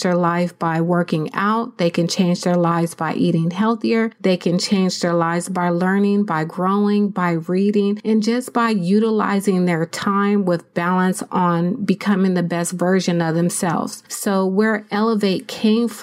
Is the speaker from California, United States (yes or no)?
yes; San Diego, California, United States; moved away as an adult; now in Riverside County, United States; I'm originally from San Diego, California